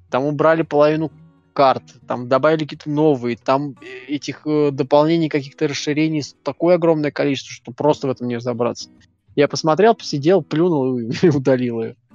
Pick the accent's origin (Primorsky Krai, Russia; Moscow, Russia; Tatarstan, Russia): Moscow, Russia; как э, москвич